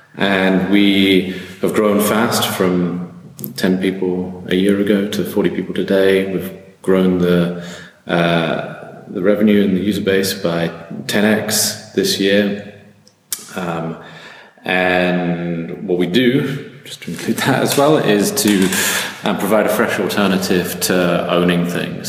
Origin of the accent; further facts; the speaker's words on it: United Kingdom; moved away as an adult; now in Berlin, Germany; I'm originally British, but I've ended up here in Berlin for the last eight years.